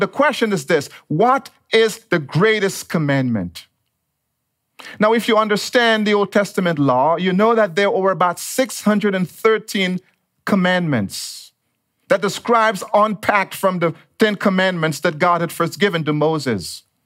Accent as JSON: {"language": "English", "country": "Dominica", "tie": "born or raised there", "also_born_or_lived": "United States", "moved": "as an adult", "lives_now": "Monrovia, United States", "said": "If you hear a little bit of an accent, it is because I was actually born and raised in the tropical island of Dominica"}